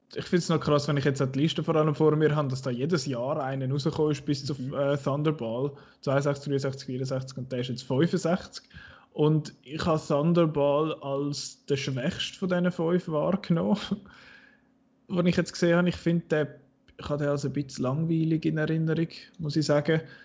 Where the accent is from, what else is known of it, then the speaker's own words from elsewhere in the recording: Switzerland; als Schweizer